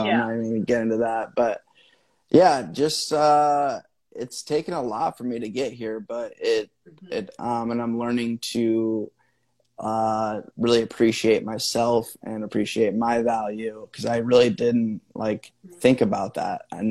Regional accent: Midwest, United States; I grew up in the Midwest.

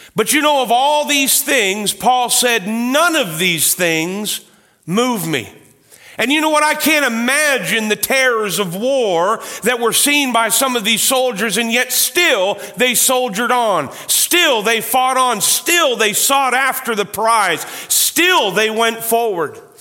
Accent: Canada; I am a proud Canadian.

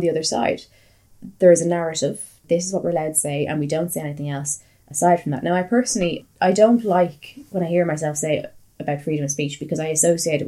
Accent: Ireland; I'm Irish

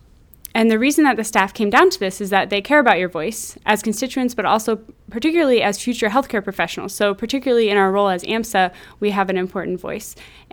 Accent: Midwest, United States; moved away; I'm from the Midwest

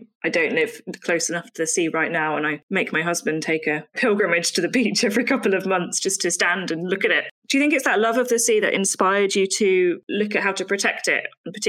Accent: Southampton, South East England, United Kingdom; I grew up in Southampton

